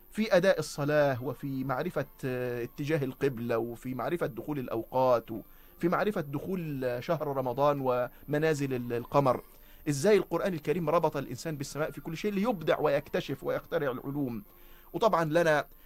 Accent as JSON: {"language": "Arabic", "country": "Egypt", "said": "وفلسفة التعليم عندنا كمصريين"}